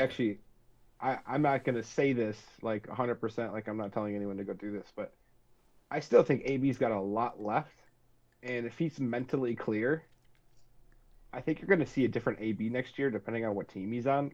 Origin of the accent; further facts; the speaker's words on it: northern Wisconsin, United States; we grew up north in Wisconsin.